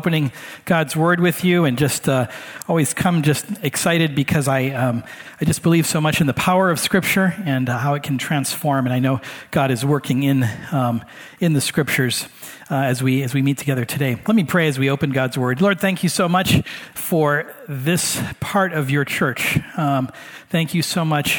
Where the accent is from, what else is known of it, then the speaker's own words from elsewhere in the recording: Hawaii, United States; moved away; also born or lived in Michigan; I grew up in Hawaii, so in my neighborhood, part of fitting in, especially if you're a white boy like me, is you speak pidgin.